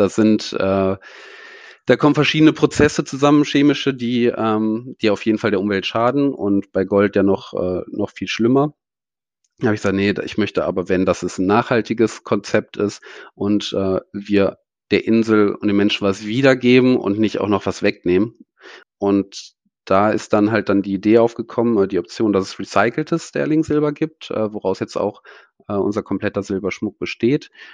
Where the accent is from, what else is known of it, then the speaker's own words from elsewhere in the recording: Germany; moved away; also born or lived in Bali; als Deutscher